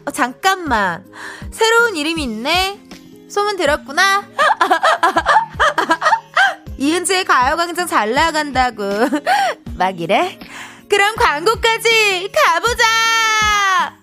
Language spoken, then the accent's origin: Korean; Incheon, South Korea; 제가 인천 사람이잖아요.